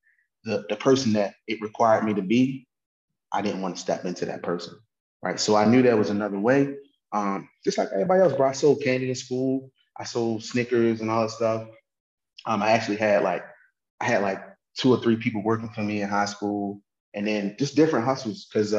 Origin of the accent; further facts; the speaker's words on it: Baltimore, Maryland, United States; So I'm from Baltimore, Maryland